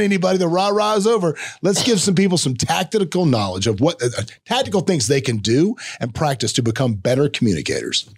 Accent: the South, United States; accent: Southern; me growing up in the South, I, on occasion, have a Southern accent.

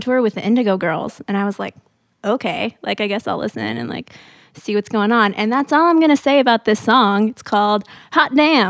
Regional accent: Atlanta, Georgia, United States; They're from my hometown of Atlanta, Georgia.

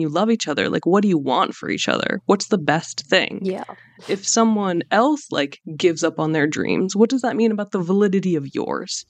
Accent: United States; I'm Iranian American

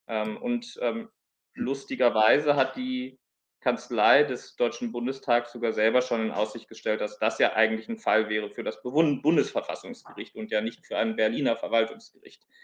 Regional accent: Palestine; German is a second language; ich als, als Palästinenser äh, oder palästinensischer Flüchtling.

